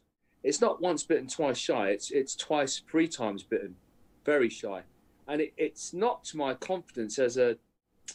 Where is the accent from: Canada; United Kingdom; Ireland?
United Kingdom; Aldershot, South East England; I'm in my mum's house, the house that I grew up in Aldershot, good old Aldershot